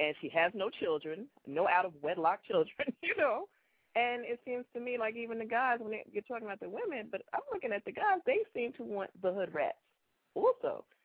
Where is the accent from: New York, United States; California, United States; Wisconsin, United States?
New York, United States; moved away; I'm from New York originally